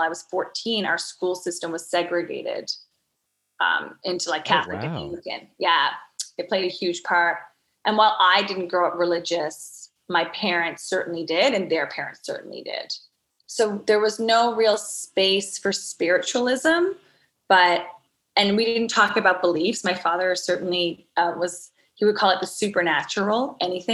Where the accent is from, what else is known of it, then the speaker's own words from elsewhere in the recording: Newfoundland and Labrador, Canada; growing up in Newfoundland, it really is a magical space